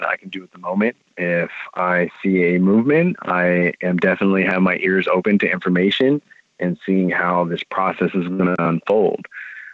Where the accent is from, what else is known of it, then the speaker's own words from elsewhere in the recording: California, United States; being a Californian